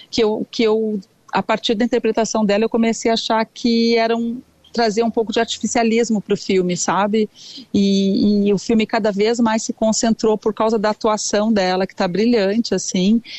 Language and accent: Portuguese; Porto Alegre, Rio Grande do Sul, Brazil; now in Rio de Janeiro, Brazil; Eu sou de Porto Alegre.